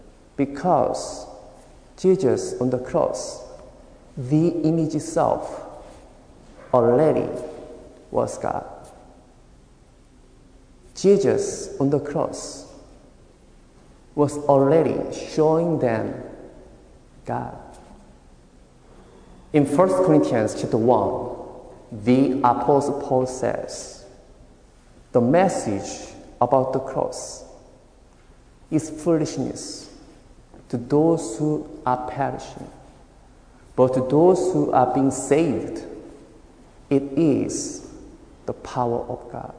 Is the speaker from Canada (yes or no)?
no; South Korea; moved away; originally I am from South Korea